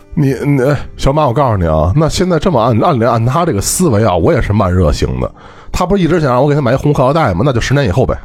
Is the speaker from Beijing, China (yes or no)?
yes; Beijing, China; 我们北京这边呢，你像我从小到大这个被教的就是吃饭